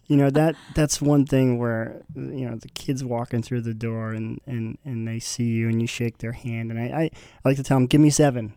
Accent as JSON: {"language": "English", "town": "Burrillville", "region": "Rhode Island", "country": "United States", "tie": "born or raised there", "also_born_or_lived": "Massachusetts", "moved": "as an adult", "lives_now": "Concord, New Hampshire, United States", "said": "I'm born and raised in Barberville, Rhode Island"}